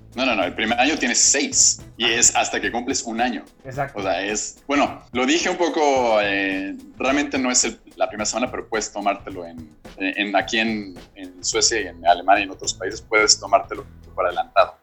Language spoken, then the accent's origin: Spanish; Mexico